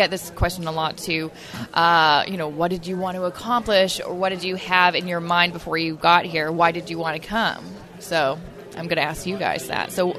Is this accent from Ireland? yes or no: no; Canada; I'm Canadian. Like, I just want them to know because I'm proud to be Canadian